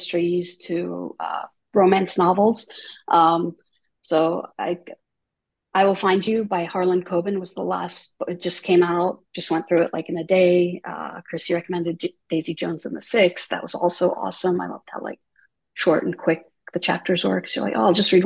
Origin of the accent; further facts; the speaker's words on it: Jordan; moved away; I was born and raised in Jordan